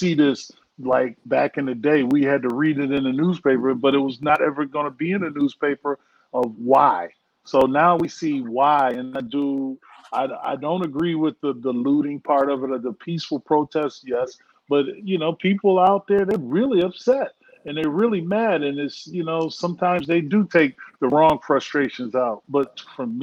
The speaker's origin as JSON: {"language": "English", "town": "Hartford", "region": "Connecticut", "country": "United States", "tie": "born or raised there", "said": "where I grew up in Hartford, Connecticut."}